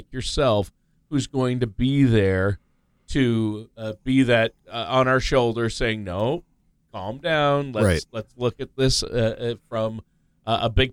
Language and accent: English; Stillwater, United States; I'm proud of my hometown there